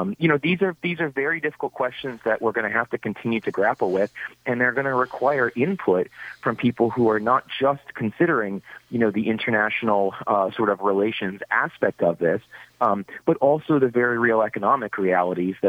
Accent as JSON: {"language": "English", "region": "Massachusetts", "country": "United States", "moved": "yes", "said": "I'm originally from Massachusetts"}